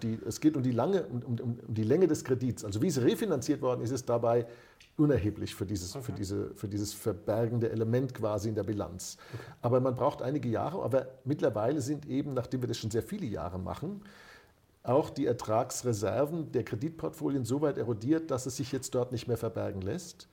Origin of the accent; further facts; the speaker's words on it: Germany; dass wir uns eingebildet haben als Deutsche